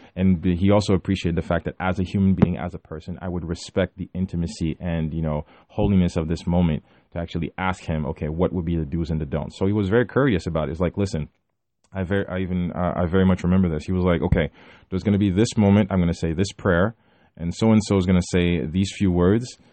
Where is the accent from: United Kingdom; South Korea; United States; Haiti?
Haiti; moved away; my hometown in Haiti